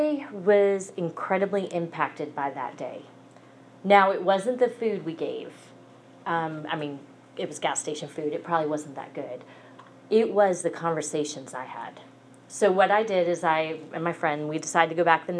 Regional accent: New Jersey, United States; moved away as an adult; also born or lived in Atlanta, Georgia; I am from New Jersey. I moved to Atlanta in 1999

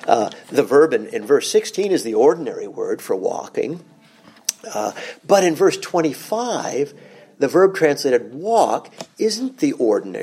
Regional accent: Vienna, Austria; moved away; growing up in Vienna

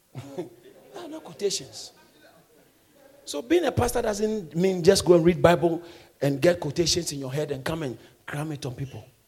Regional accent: Ghana; I grew up in Ghana.

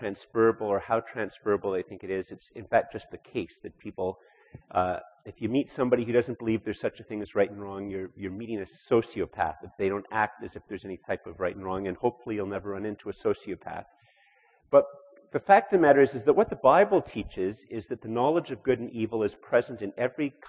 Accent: Canada; we have as Canadian Christians

